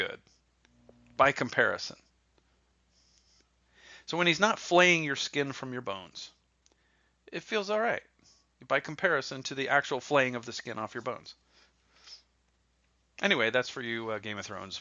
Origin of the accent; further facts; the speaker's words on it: New Jersey, United States; now in Orlando, United States; I'm from New Jersey